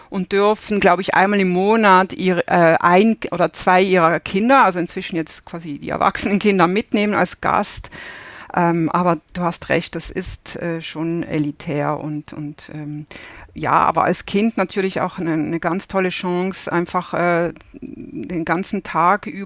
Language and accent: German; Basel, Basel-Stadt, Switzerland; Ich bin, ähm, ich bin aus Basel, aus dem Nachbarort von, von Roger Federer und bin auch in einer absoluten Tennisfamilie aufgewachsen.